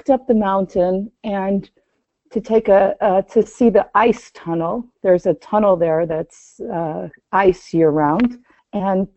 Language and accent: English; United States; also born or lived in Iran; I am Jewish and I'm an American Jew.